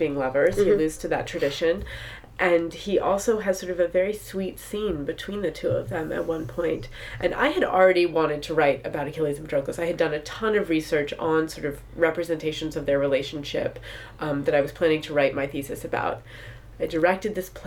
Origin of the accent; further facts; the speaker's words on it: New York City, New York, United States; I grew up in New York City